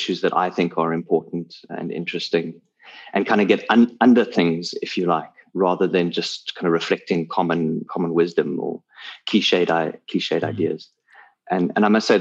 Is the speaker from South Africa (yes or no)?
yes; South Africa; I'm a South African based in Cape Town